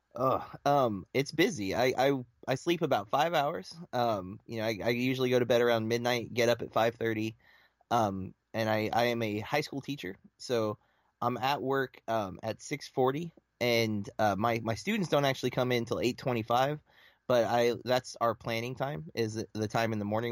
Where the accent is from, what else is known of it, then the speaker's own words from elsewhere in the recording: Lake Wales, Florida, United States; I am from Florida, um, central Florida, like right between Tampa and Orlando, um, a small little town called Lake Wales